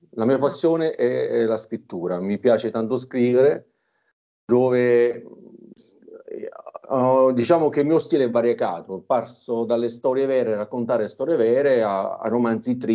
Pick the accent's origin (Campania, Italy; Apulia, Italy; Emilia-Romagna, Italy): Campania, Italy; Torre del Greco; Io sono napoletano, nativo di Torre del Greco, una cittadina al centro del Golfo di Napoli, che abbiamo un panorama stupendo